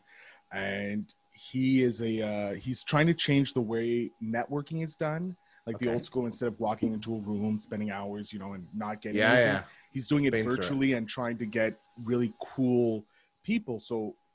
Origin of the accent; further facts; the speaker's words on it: Montreal, Quebec, Canada; I'm obviously from Montreal, the former colony of you guys